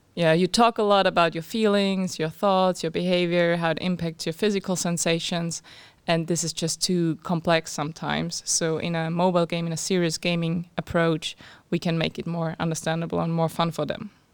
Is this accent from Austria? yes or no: yes; Austria; moved away as an adult; now in Cambridge, United Kingdom; I'm from Austria